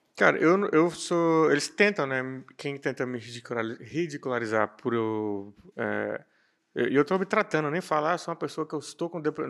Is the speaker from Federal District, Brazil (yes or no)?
yes; Brasília, Federal District, Brazil; eu fui criado em Samambaia-Sul, que é periferia